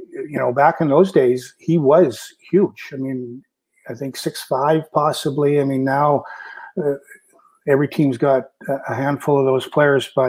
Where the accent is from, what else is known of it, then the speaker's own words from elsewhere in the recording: Kamloops, British Columbia, Canada; I grew up in Kamloops, so we played minor ball together